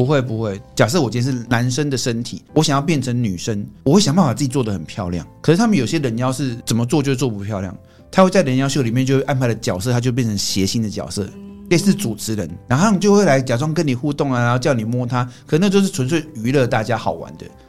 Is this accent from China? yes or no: no; Taiwan; 我们台湾人是比较含蓄一点